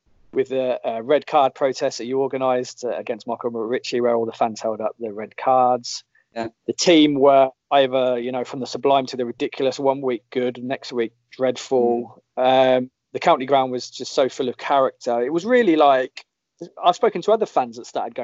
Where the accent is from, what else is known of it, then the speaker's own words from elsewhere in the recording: Northampton, East Midlands, United Kingdom; I was born and bred in Northampton